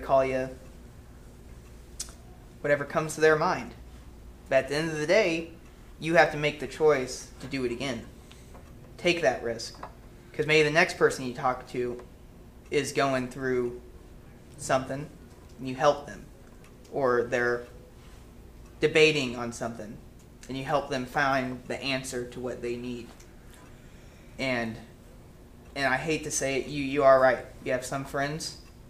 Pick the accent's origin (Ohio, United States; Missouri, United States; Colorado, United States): Missouri, United States; Bolivar; also born or lived in Springfield, Missouri; I grew up in Bolivar my entire life.